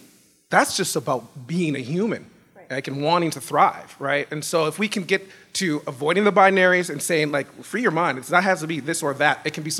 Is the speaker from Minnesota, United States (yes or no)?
yes; Minnesota, United States; also born or lived in Boston, Massachusetts; I grew up in Minnesota and it was very, very white